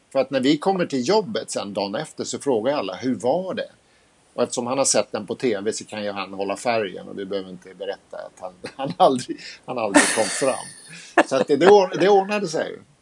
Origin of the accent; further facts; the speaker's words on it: Sweden; vi var från Sverige